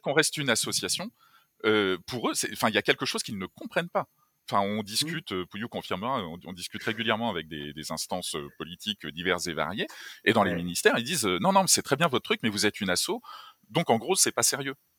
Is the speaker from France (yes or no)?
yes; France; on est français, enfin, moi, j'aime la France